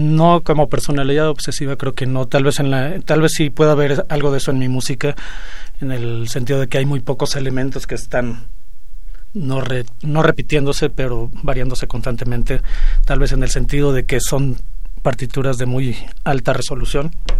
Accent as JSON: {"language": "Spanish", "country": "Mexico", "said": "somos mexicanos y este, de alguna manera estamos vinculados con la Ciudad de México"}